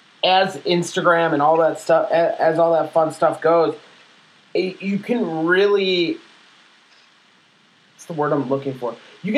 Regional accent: Chicago, Illinois, United States; I'm from Chicago. We have a heavy Jewish neighborhood.

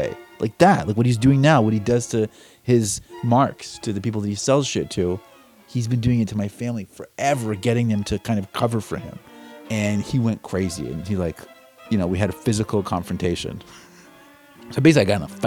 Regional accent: United States; I was born in the United States

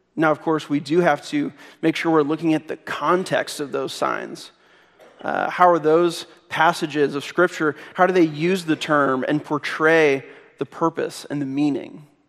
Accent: Missouri, United States; I'm from Missouri

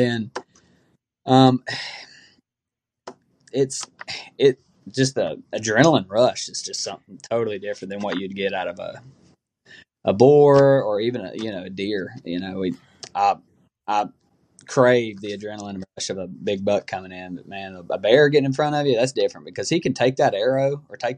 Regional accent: Dalton, Georgia, United States; I'm from Dalton, Georgia

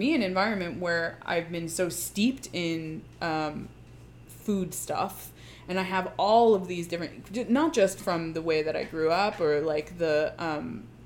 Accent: Long Island, New York, United States; I grew up on Long Island

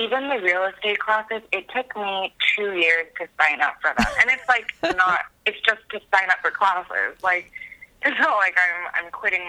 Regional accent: Fremont, California, United States; moved away as an adult; now in Washington, D.C., United States; I'm originally from the Bay Area.

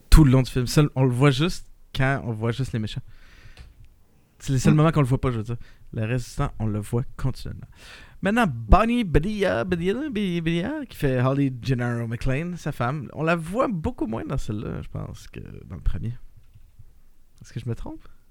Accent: Quebec, Canada; on a beaucoup d'expérience en tant que Québécois à jouer avec des glaçons de même

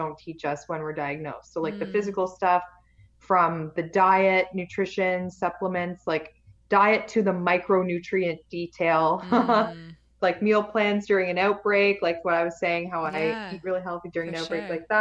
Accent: Canada; I'm Canadian

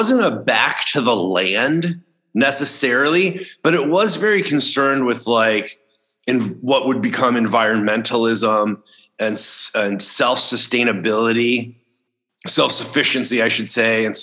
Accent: outside Chicago, Illinois, United States; when I was a kid growing up outside Chicago, Illinois

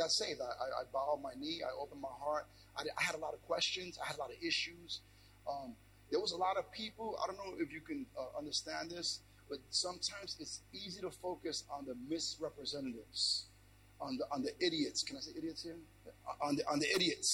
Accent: New York City, New York, United States; I'm born in New York, Brooklyn, New York

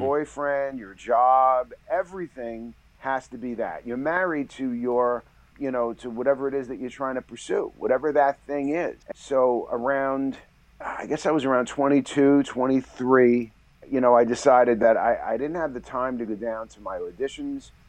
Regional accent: New York City, New York, United States; I was born and raised in, in the Bronx

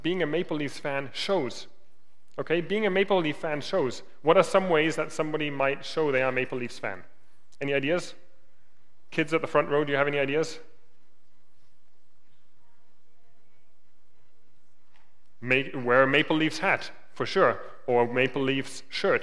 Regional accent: Germany; moved away; I grew up in Germany

